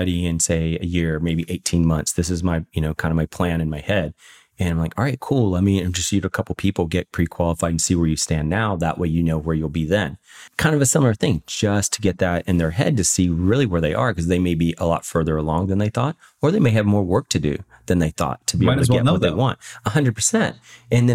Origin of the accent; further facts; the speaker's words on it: Virginia, United States; moved away as an adult; also born or lived in Washington State / Florida; now in San Diego, United States; I grew up in originally I'm from Virginia.